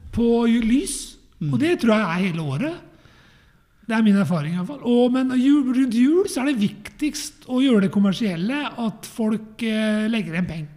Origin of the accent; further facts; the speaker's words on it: Eastern Norway, Norway; moved away; jeg er jo fra Østlandet